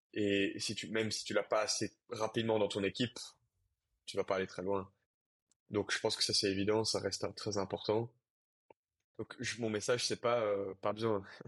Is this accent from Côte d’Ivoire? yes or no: no; Brussels, Brussels-Capital Region, Belgium; moved away; Quand tu viens de mon milieu, c'est-à-dire un milieu euh, assez bourgeois, privilégié, euh, bruxellois, euh, avec une famille bilingue